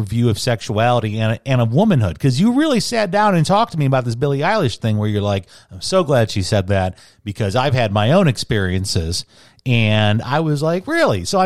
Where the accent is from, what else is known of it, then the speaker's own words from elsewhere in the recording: Chicago, Illinois, United States; my parish growing up in the South Side of Chicago Catholic Parish of St. Bruno's